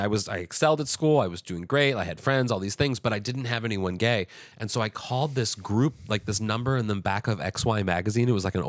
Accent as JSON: {"language": "English", "town": "Kirkwood", "region": "Missouri", "country": "United States", "tie": "born or raised there", "said": "Missouri. Yeah, yeah. I graduated from my hometown."}